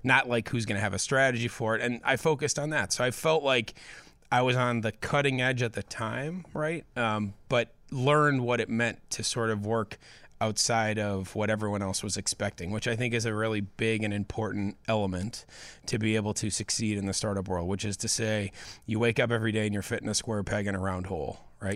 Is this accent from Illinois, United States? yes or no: yes; Hinsdale, Illinois, United States; I grew up in Hinsdale